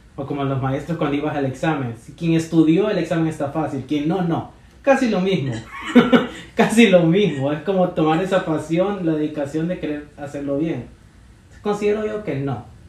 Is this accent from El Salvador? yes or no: yes; El Salvador; now in New York, United States; soy del Salvador